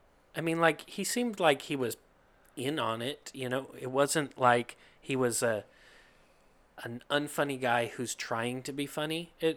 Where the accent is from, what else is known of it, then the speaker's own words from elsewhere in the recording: the South, United States; I'm from the South also